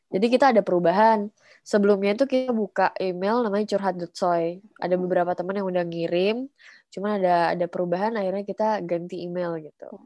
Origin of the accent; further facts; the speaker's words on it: Java, Indonesia; Iya, aku jadi kangen balik ke Jawa.